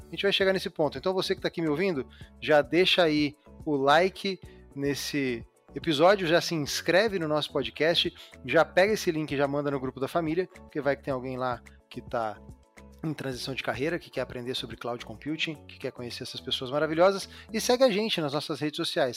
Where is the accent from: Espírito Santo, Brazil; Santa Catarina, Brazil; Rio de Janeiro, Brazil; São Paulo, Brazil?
São Paulo, Brazil; Lins; moved away; also born or lived in East Zone, São Paulo; Eu vim do interior de São Paulo. Meu pai era marceneiro